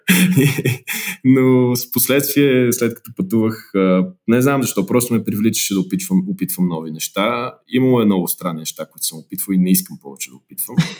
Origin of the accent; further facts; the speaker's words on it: Bulgaria; moved away as an adult; also born or lived in Lisbon, Portugal / Geneva, Switzerland; now in United States; ние сме българи